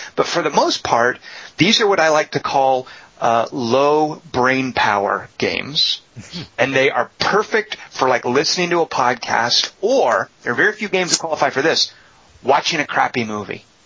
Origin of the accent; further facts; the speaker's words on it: United States; I'm an American